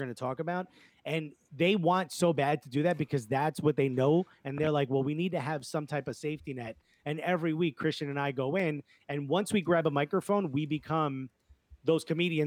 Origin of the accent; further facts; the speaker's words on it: Newark, New Jersey, United States; when you're born and raised in Newark